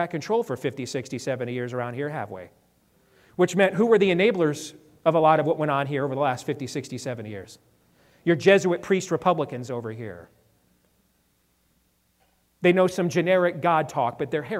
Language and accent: English; Iowa, United States; born or raised there